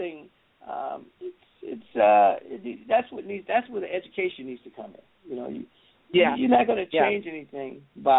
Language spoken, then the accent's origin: English; Berkeley, California, United States; my hometown, which I live in the Bay Area, Berkeley, California